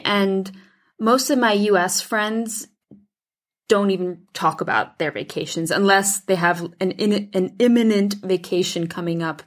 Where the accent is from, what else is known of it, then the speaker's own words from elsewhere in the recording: Switzerland; moved away as an adult; now in United States; I grew up in Switzerland and then moved to the U S when I was eighteen.